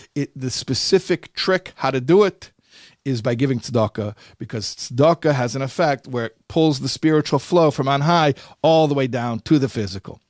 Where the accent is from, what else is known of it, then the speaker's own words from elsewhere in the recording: Chicago, Illinois, United States; Chicago, my hometown